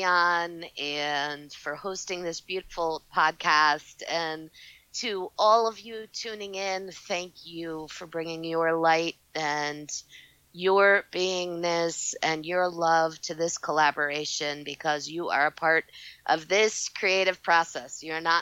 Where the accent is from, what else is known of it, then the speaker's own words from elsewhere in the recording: Chicago, Illinois, United States; moved away as an adult; also born or lived in Northern California; now in Ojai, United States; I'm from Chicago originally, so that's where I started. All of my work was in Chicago. Started doing readings there, grew up in the suburbs of Chicago